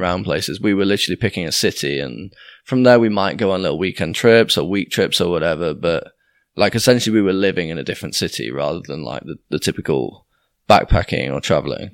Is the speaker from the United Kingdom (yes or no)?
yes; Doncaster, Yorkshire and the Humber, United Kingdom; moved away as an adult; also born or lived in York / Leeds; I grew up initially in Doncaster